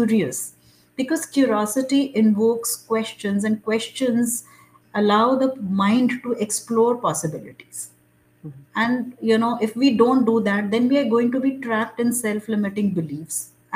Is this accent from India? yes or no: yes; India; I thought of myself as an Indian